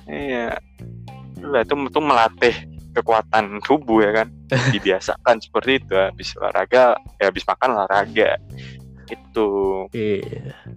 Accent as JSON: {"language": "Indonesian", "town": "Jember", "region": "East Java", "country": "Indonesia", "tie": "born or raised there", "lives_now": "Semarang, Indonesia", "said": "gue gue udah habis pulang kampung nih dari Jember uh. kampung gue terus gue baliklah ke, ke Semarang kan"}